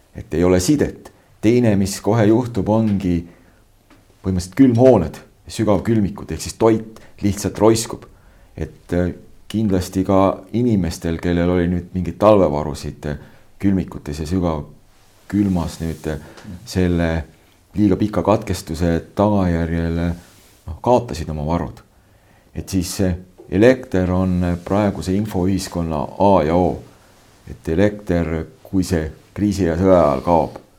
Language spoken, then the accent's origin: Estonian; Võru County, Estonia; moved away; also born or lived in Setomaa; mu sünnikodu paikneb äh, nüüd uue administratiivse jaotuse järgi siis äh, Võru maakonna Võru valla Kliimakülas